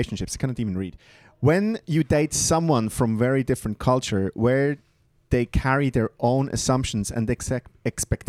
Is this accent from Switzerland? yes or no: yes; Bern, Switzerland; moved away; I'm really looking forward to go back to my hometown